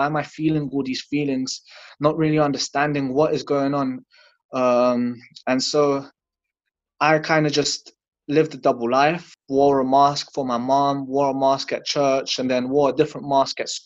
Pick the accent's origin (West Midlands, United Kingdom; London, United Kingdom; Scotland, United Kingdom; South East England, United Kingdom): London, United Kingdom; also born or lived in Latvia; I was born in Latvia. I came to London when I was 2 years old.